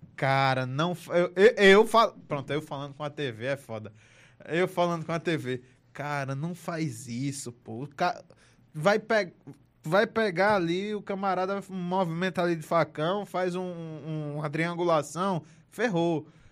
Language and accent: Portuguese; Delmiro Gouveia, Alagoas, Brazil; Eu, eu não sou de Marcel, eu sou de Delmiro Gouveia. Eu sou do interior